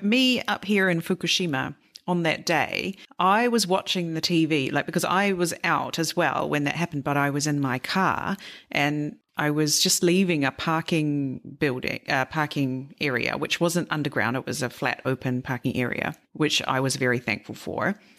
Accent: New Zealand; I'm from New Zealand

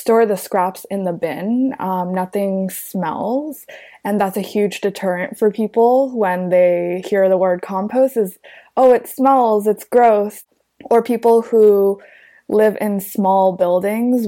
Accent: New York City, New York, United States; growing up in New York City, I think a lot of my social life was centered in Manhattan

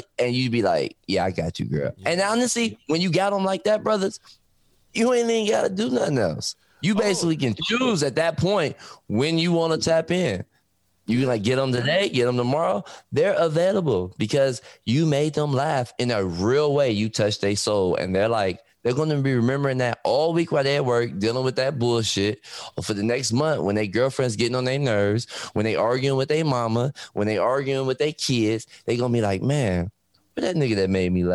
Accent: Detroit, Michigan, United States; I'm from Detroit

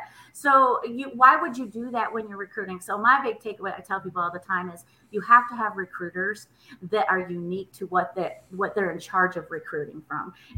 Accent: Michigan, United States; now in Nashville, United States; I'm originally from Michigan

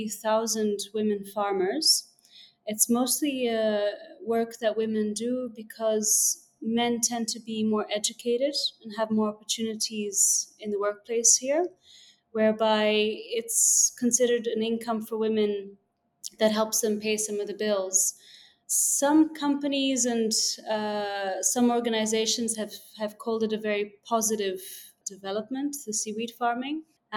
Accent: Mozambique; also born or lived in Zimbabwe; now in Zanzibar, Tanzania; I was actually born in Africa, in Zimbabwe, and I grew up in Mozambique, which is on the Swahili coast.

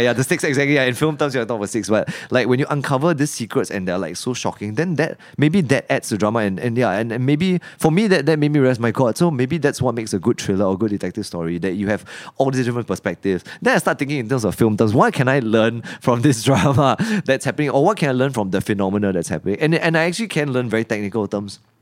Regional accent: Singapore; growing up in Singapore

